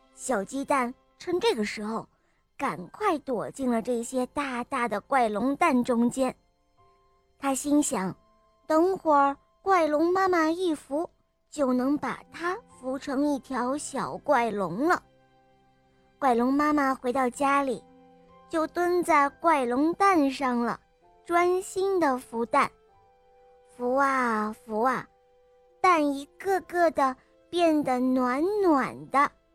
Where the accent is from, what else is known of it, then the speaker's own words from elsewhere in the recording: Xichang, Sichuan, China; 我五岁了，我来自西昌